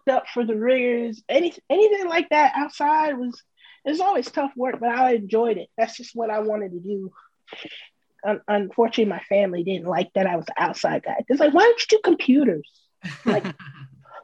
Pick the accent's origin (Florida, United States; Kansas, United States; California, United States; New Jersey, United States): Florida, United States; Mount Dora; moved away as an adult; also born or lived in White Plains, New York / Virginia / Alabama; now in Meridian, United States; I turned 10, I'm from Florida now. Okay. So when I got to the ship, I used to tell people I was from Florida. I'm from a small town called Mount Dora